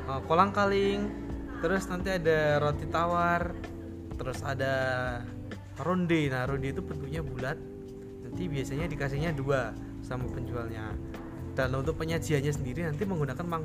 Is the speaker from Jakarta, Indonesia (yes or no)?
no; Gunungkidul, Special Region of Yogyakarta, Indonesia; Berasal dari Gunung Kidul, daerah istimewa Yogyakarta